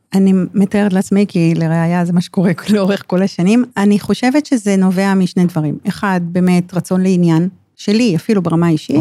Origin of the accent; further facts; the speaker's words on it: Ramat HaSharon, Tel Aviv District, Israel; נולדתי ברמת השרון, וחייתי ברמת שרון כל חיי